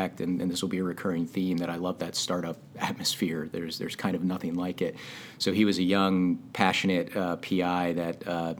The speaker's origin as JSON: {"language": "English", "region": "northwest New Jersey", "country": "United States", "tie": "born or raised there", "also_born_or_lived": "Sudbury, Massachusetts", "moved": "yes", "said": "Jersey. I'm a Jersey guy"}